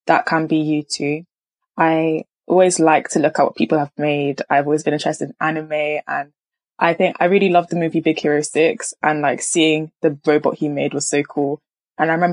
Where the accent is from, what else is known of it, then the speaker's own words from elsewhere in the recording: Nigeria; I'm a Nigerian